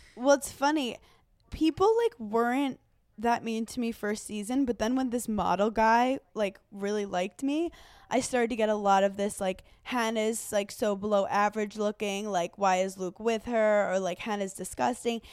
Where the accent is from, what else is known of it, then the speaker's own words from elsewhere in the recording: Italy; I'm from Italy